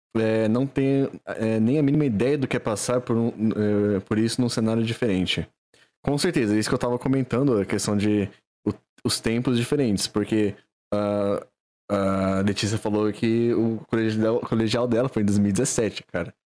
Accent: Valinhos, São Paulo, Brazil; aqui a gente é de Valinhos dois

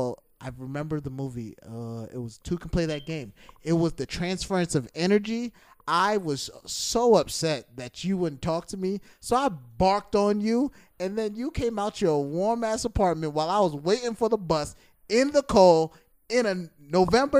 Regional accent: New York City, New York, United States; I grew up in Flatbush.

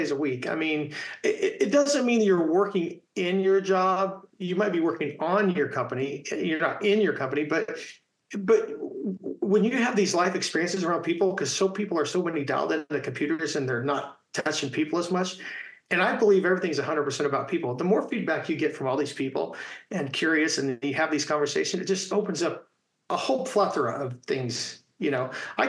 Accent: Indiana, United States; growing up in Indiana playing basketball

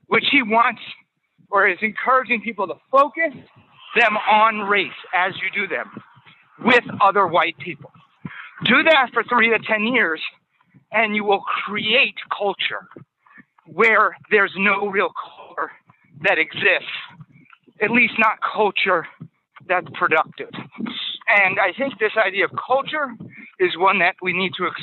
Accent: Worcester, Massachusetts, United States; where I grew up in Worcester

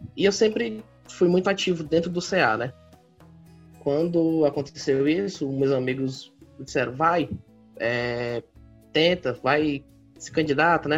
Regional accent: Fortaleza metropolitan region, Ceará, Brazil; eu sou aqui da, de Fortaleza, né? Não exatamente de Fortaleza, mas da região metropolitana, da nossa querida capital, do Ceará

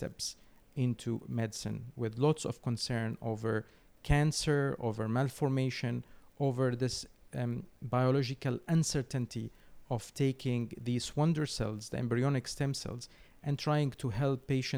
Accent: Syria; moved away as an adult; now in London, United Kingdom; I come from Syria.

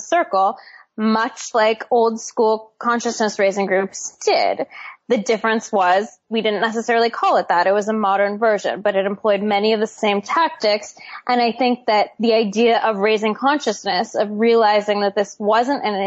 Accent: Seattle, Washington, United States; I grew up in Seattle

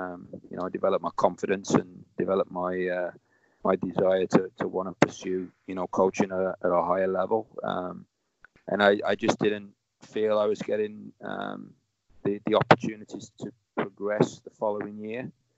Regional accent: Warsaw, Masovian Voivodeship, Poland; English is a second language; also born or lived in England; it kind of opened my eyes to wanting to pursue something outside of, you know, what I grew up with in Warsaw.

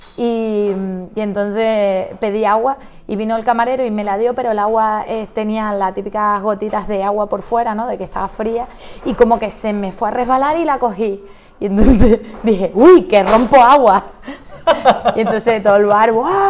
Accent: Santa Cruz de Tenerife, Canary Islands, Spain; yo era la única de la familia que vivía en Santa Cruz

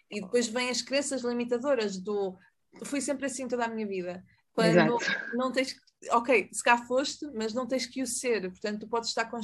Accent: Mexico; Portuguese is a second language; Eu queria dizer, interrompendo, e desculpa porque eu sou mexicana.

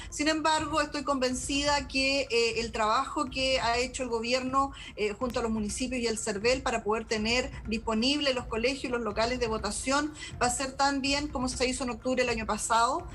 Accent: Aysén, Chile; una región como la mía

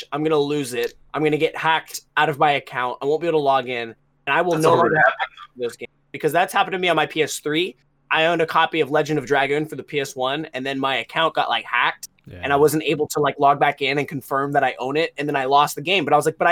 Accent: United States; me being an American

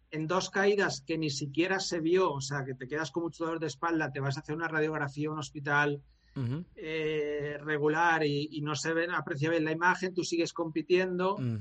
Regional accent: Valencia, Valencian Community, Spain; nos criamos tanto en Valencia, en una urbanización

